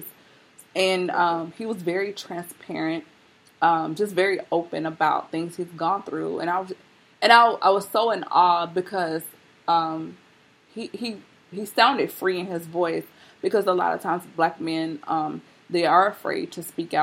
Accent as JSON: {"language": "English", "region": "Tennessee", "country": "United States", "accent": "Southern", "moved": "yes", "lives_now": "West Coast, United States", "said": "I'm from Tennessee"}